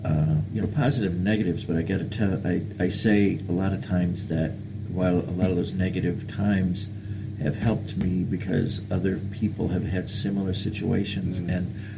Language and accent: English; LaGrange County, Indiana, United States; I was in Indiana, LaGrange County, which is just south of Sturgis, Michigan